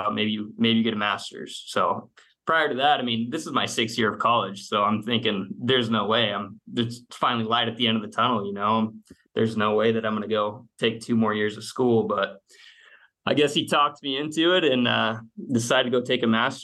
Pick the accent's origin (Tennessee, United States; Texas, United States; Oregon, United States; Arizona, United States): Arizona, United States; Phoenix; moved away as an adult; also born or lived in Gilbert, Arizona / Lexington, Kentucky; now in Tampa Bay, United States; I'm originally from Phoenix, Arizona. I went to junior college out there